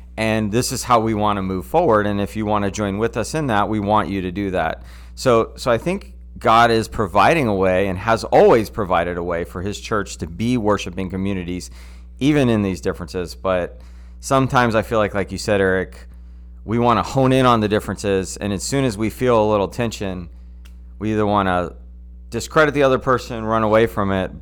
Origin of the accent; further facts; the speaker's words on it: United States; as American Christians